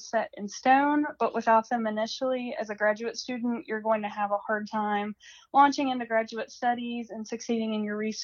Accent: Hancock County, West Virginia, United States; my hometown is in Hancock County, West Virginia

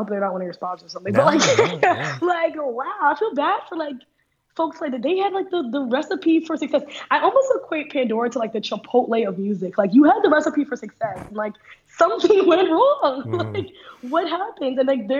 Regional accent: Trinidad & Tobago; born there; because soca is a song of genre of my culture. I was born in Trinidad

